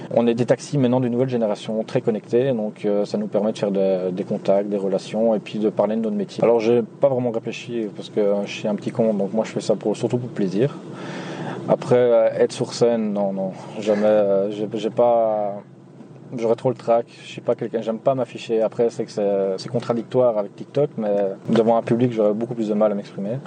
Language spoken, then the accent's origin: French; Nivelles, Wallonia, Belgium; je viens de Nivelles, ce qui est situé en Belgique